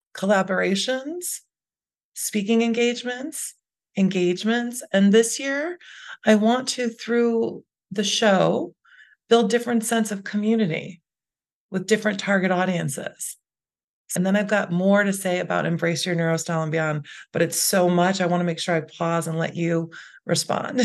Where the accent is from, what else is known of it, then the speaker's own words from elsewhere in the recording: Chicago, Illinois, United States; I grew up in the Chicago area